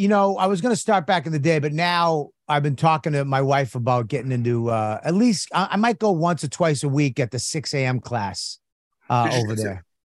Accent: Boston, Massachusetts, United States; I'm from Boston.

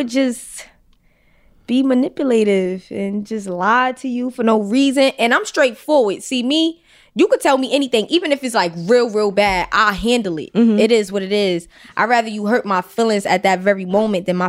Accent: New York City, New York, United States; I grew up around Tompkins Park

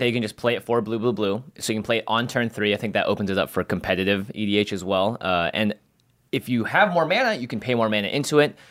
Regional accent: Seattle, Washington, United States; moved away; it is my hometown

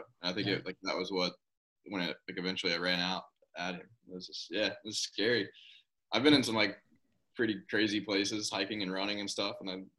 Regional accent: Kentucky, United States; moved away as an adult; also born or lived in North Carolina; I'm from Kentucky, and like we're kind of into horse racing and stuff

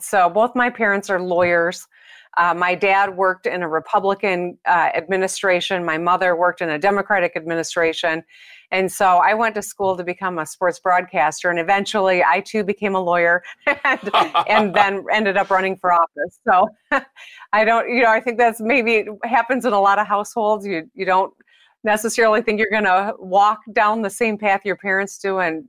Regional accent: Michigan, United States; That's true. Yes, I am a Michigander almost every minute of my life.

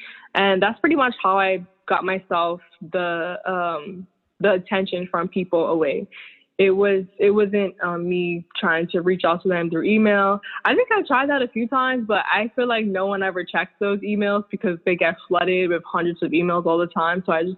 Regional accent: Bermuda; moved away as an adult; also born or lived in Southampton, Bermuda / Devonshire, Bermuda; now in New York, United States; I was born and raised. born and raised in Bermuda, and I moved to New York like in 2010. Yeah, 2010.

